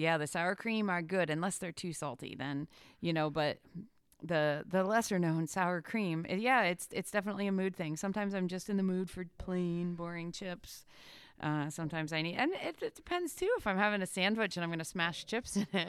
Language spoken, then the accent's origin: English; Pennsylvania, United States; I'm from Pennsylvania